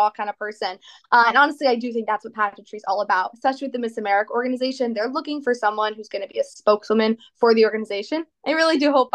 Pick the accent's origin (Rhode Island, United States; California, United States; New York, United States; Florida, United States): Rhode Island, United States; East Greenwich; I'm from East Greenwich, Rhode Island